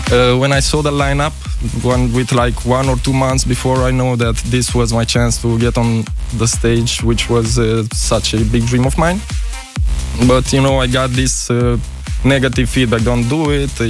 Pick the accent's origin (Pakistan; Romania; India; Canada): Romania; from Romania.